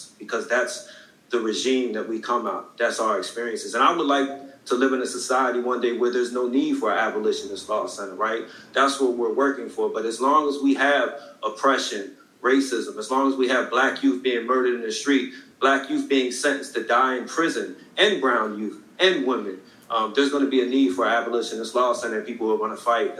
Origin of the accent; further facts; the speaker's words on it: Philadelphia, Pennsylvania, United States; I'm from Philadelphia, Pennsylvania, North Philly. Was born in 1974